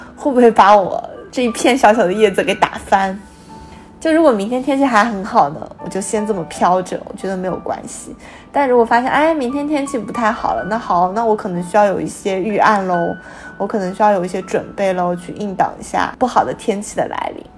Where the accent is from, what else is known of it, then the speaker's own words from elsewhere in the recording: China; 因为我是中国人